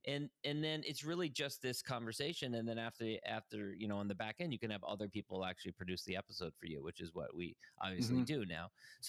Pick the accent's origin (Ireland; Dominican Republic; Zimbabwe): Ireland; And also I'm Irish, and the Irish are like kind of hardwired to like gather over a pint and exchange stories.